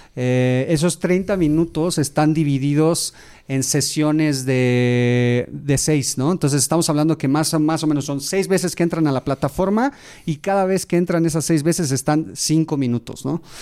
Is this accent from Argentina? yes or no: no; Mexico; soy mexicano, me encanta, tengo un orgullo por México